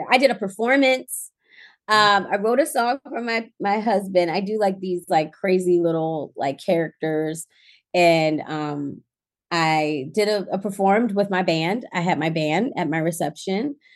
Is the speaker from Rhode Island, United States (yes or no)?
no; Baltimore, Maryland, United States; I came from Baltimore and I didn't go back home.